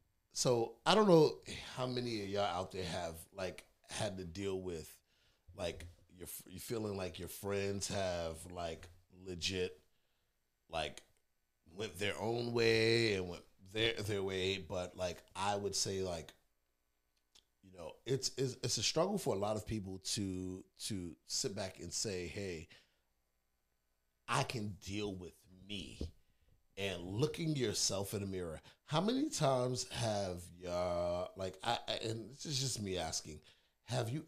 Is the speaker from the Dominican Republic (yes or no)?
no; New York City, New York, United States; I might be a city boy, born and raised in Brooklyn